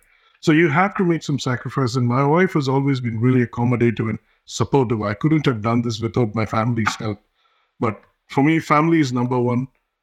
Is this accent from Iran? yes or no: no; India; English is a second language; moved away as an adult; now in United States; My dad was a cinematographer for movies in India. I grew up in India and came here for my master's.